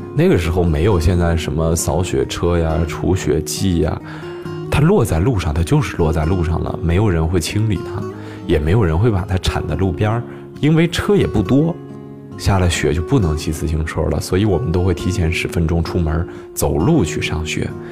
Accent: Changzhi, Shanxi, China; moved away as an adult; now in Beijing, China; 我小的时候是生活在一个小城市里边，呃，这个城市呢叫做长治

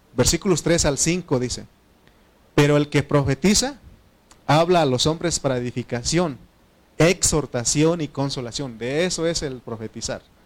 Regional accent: Oaxaca, Mexico; Spanish is a second language; moved away; Oaxaca, ahí donde, donde, donde está mi mamá, donde yo nací

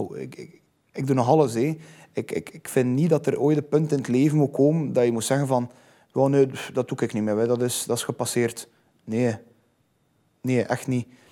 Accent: Zeebrugge, Flanders, Belgium; ik ben zot van Zeebrugge. Ik adem Zeebrugge.

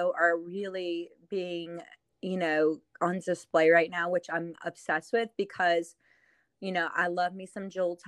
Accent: New Orleans, Louisiana, United States; also born or lived in Metairie, Louisiana / Nashville, Tennessee; I'm born and raised in New Orleans.

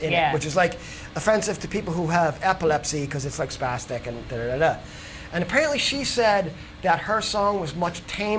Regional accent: New York, United States; as a New Yorker

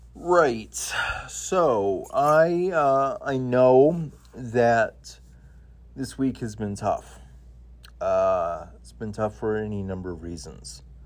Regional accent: Idaho, United States; when I was a kid, uh, growing up in Idaho

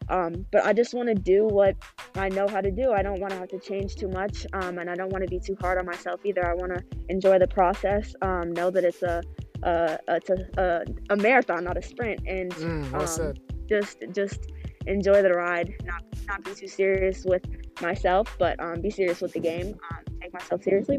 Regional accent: Minnesota, United States; Yeah, it was pretty quiet.

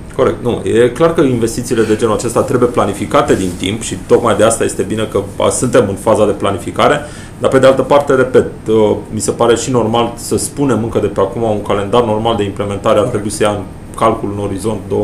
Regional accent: Brașov, Brașov County, Romania; am copilărit pe Codul mi am făcut școala generală 24, am traversat Aurel Vlai cu zilnic în anii 90, 91, 92, 93, 94

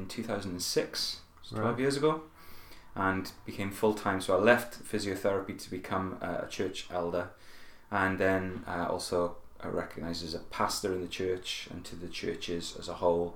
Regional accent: Merthyr Tydfil, Wales, United Kingdom; also born or lived in Cardiff; I'm actually originally from a town in South Wales called Merthyr Tydfil. That's where I was born, that's where I grew up

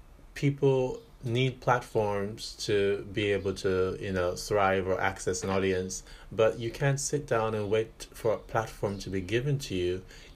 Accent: Jamaica; now in Paris, France; I didn't grow up here. You know, I'm from Jamaica.

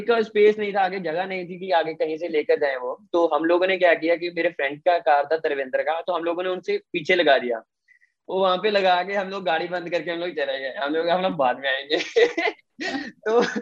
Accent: Mithapur, Punjab, India; मैं सेकंड मिठापुर का हूँ

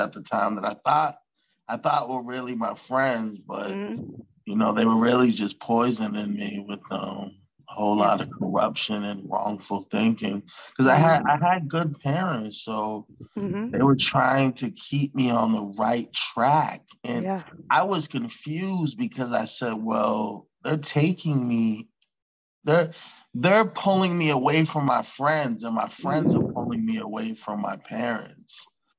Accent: Stoughton, Massachusetts, United States; I grew up in Stoughton.

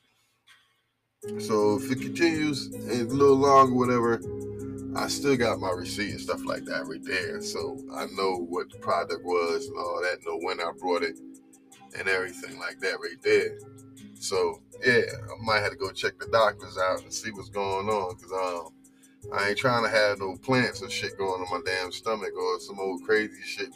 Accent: New Jersey, United States; now in North Carolina, United States; I'm from New Jersey

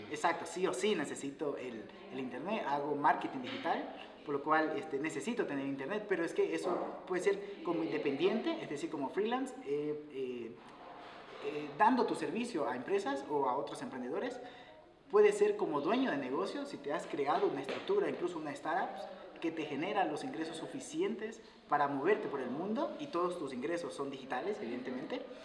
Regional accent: Guayaquil, Guayas, Ecuador; moved away as an adult; also born or lived in Quito; soy ecuatoriano. Me fui a Quito, soy de Guayaquil

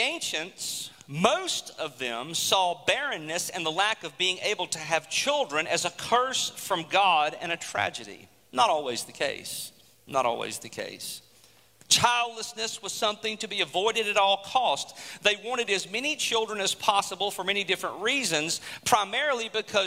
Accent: United States; us as American citizens

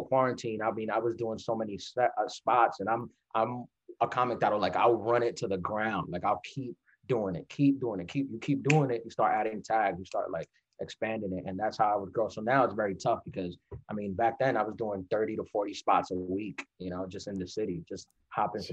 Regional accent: New York City, New York, United States; I'm from New York. So this is where I started my stand-up

